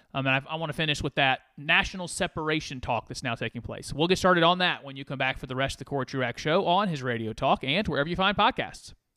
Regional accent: United States; I'm an American

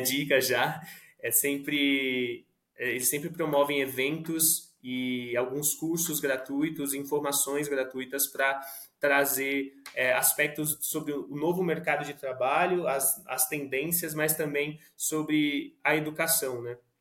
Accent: Suzano, São Paulo, Brazil; now in São Paulo, Brazil; aqui moro em São Paulo, sou nascido e criado em Suzano, região metropolitana de São Paulo

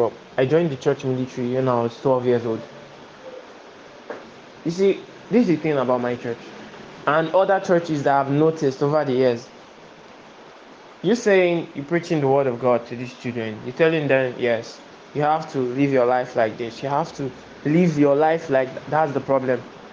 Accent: Warri, Delta, Nigeria; I'm from Warri Delta State.

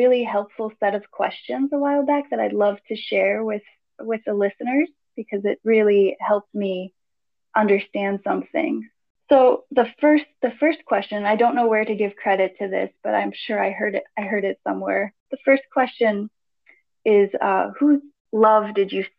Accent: Greece; I grew up in Greece, with a Greek father and an American mother

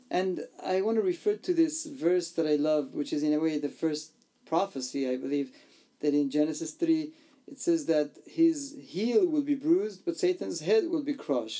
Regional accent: Iran; I was born and raised in Iran in a persecuted church and family and a country

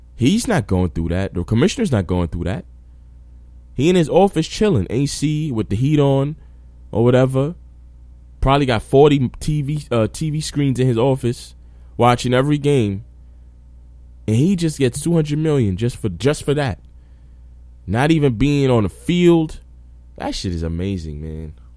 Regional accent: New York, United States; I'm from New York

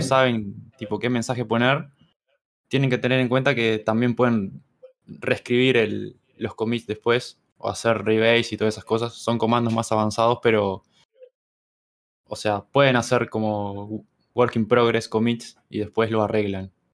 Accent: Uruguay; soy de Uruguay

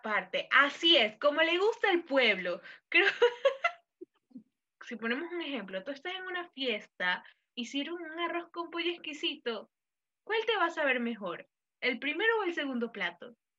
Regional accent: Ecuador; los ecuatorianos somos súper solidarios que siempre pedimos yapa en todo

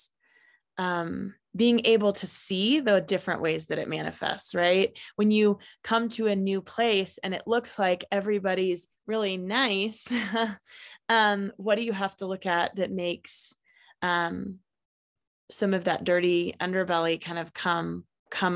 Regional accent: Kansas, United States; now in Colorado, United States; I am actually from Kansas, so also an interesting place

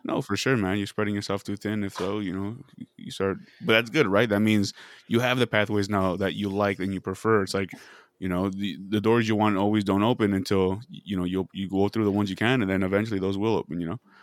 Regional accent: Casa Grande, Arizona, United States; moved away; this was in my hometown. This was a small town

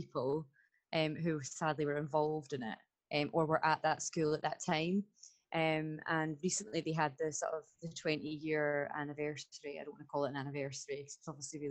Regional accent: Stirling, Scotland, United Kingdom; I am from Stirling in Scotland

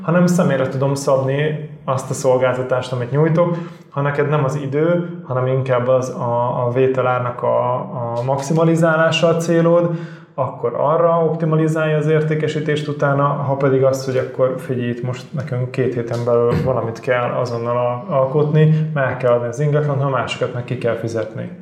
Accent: Budapest, Hungary; én Csillaghegyen nőttem föl

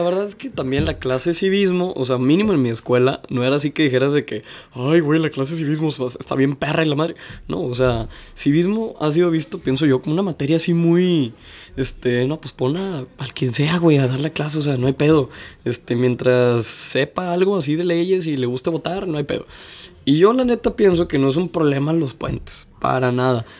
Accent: Mexico; más como mexicano

